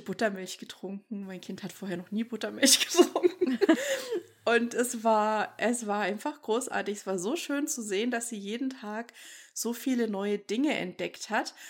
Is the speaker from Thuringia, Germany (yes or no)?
yes; Thuringia, Germany; also born or lived in Munich; now in United States; bei uns in Thüringen